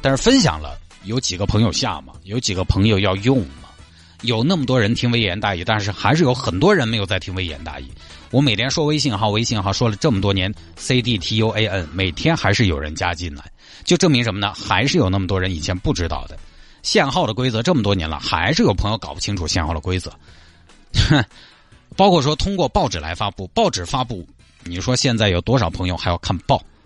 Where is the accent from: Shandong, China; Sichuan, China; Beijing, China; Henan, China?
Sichuan, China; 作为四川人来讲，或者说作为生活在成都的人来讲